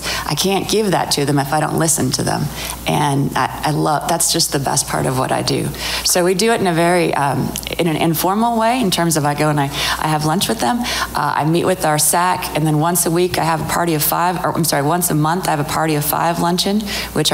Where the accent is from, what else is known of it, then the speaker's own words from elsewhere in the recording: San Francisco Bay Area, California, United States; moved away; We grew up in the San Francisco Bay Area